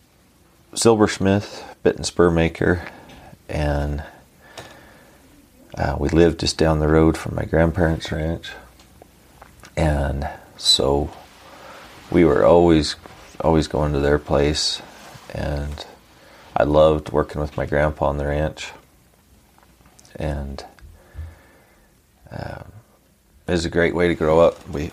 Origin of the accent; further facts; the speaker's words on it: Elko County, Nevada, United States; also born or lived in Utah; I grew up in Elko County, Nevada